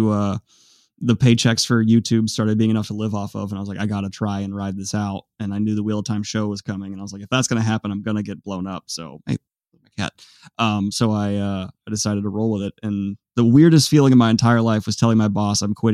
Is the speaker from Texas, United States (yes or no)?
no; Virginia, United States; also born or lived in Columbus, Ohio; came back uh, home to Virginia.